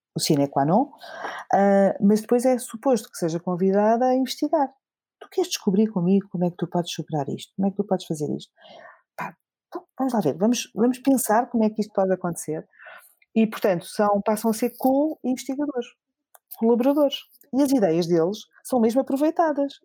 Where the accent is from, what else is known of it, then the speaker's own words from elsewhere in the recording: Alentejo, Portugal; now in Lisbon, Portugal; quero ver se ainda consigo ajudar uh, a minha própria terra, a minha própria comunidade. Eu venho do Alentejo e espero ainda voltar